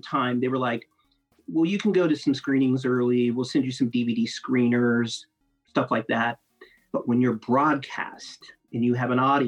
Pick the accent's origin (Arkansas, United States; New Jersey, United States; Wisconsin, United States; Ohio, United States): Ohio, United States; Grove City; moved away as an adult; now in Atlanta, United States; I'm from Columbus, from Grove City, born and bred